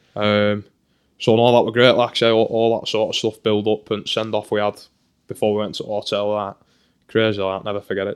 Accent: Burnley, North West England, United Kingdom; moved away as an adult; now in Motherwell, United Kingdom; that sort of subculture growing up in Burnley

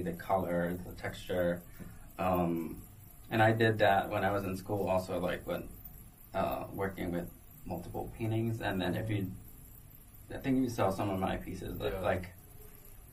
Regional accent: Guatemala; now in New York, United States; I'm from Guatemala, and you know, we drink coffee all the time

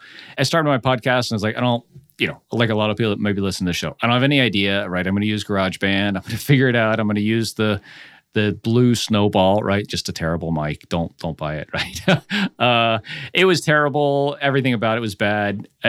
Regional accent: Orlando, Florida, United States; also born or lived in France; So I'm originally from Orlando and have lived like all around. So like I went to school in Nashville, then I did graduate school in Cleveland, lived in Savannah, Nashville, San Diego, New Orleans. And then we spent 5 years in France

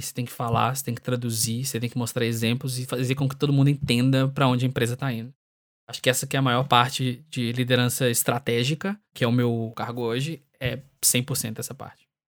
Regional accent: Brazil; moved away; sendo brasileiro

